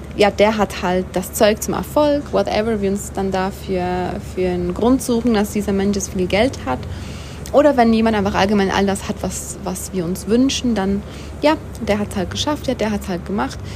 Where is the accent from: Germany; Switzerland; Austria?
Switzerland; moved away; mein Heimatland einfach hat, die Schweiz